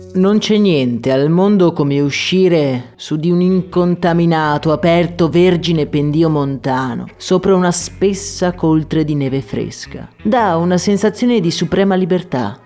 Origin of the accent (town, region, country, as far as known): Agordo, Veneto, Italy; born or raised there